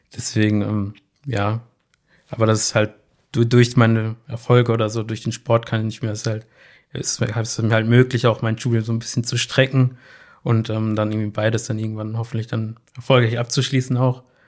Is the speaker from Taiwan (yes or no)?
no; Bochum, North Rhine-Westphalia, Germany; zu meinen Schulzeiten, ich komme ja aus Leer, da fuhr ja immer die 310